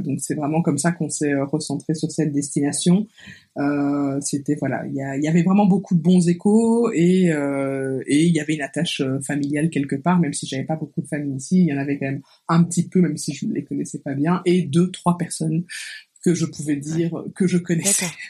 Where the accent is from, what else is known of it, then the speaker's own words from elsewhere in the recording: Belgium; accent: Belgian; moved away as an adult; now in Kigali, Rwanda; j'avais 11 euh, ans et donc la Belgique est devenue la maison. Et ça l'a été pendant 20 euh, ben, ans en fait